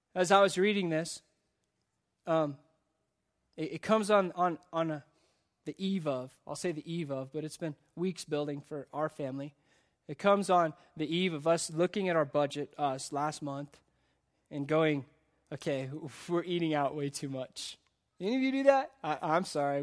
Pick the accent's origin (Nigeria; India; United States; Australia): United States; as the American church